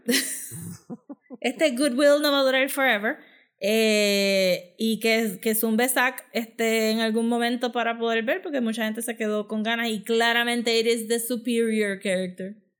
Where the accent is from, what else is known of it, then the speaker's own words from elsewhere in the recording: Puerto Rico; nosotros mismos como público puertorriqueño